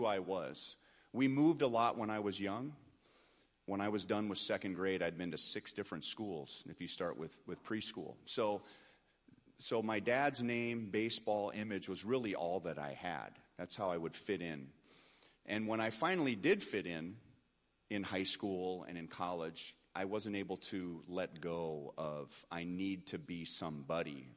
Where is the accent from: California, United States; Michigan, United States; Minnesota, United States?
California, United States; Los Angeles; I grew up in Los Angeles